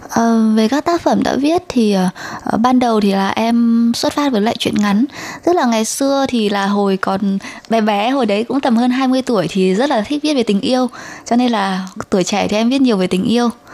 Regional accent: Son La, Vietnam; moved away as an adult; now in Taiwan; mình đến từ Sơn La và mình 29 tuổi.

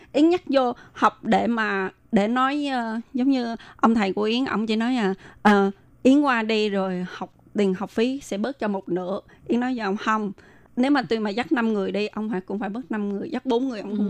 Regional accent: Vietnam; moved away; mình là người Việt Nam qua đây mình phải tự lập

